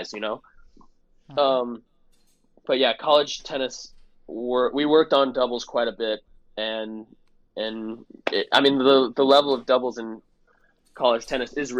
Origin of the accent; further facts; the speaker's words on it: Palm Desert, California, United States; growing up, I grew up in Palm Desert.